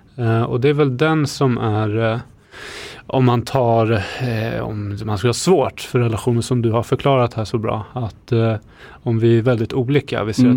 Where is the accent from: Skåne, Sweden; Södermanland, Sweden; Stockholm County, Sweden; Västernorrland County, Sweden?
Södermanland, Sweden; Eskilstuna; now in Södertälje, Sweden; jag kommer från Eskilstuna ursprungligen